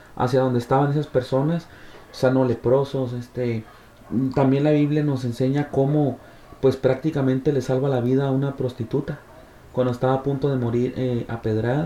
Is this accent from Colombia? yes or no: no; Mexico; en mi sociedad, en mi colonia, en mi país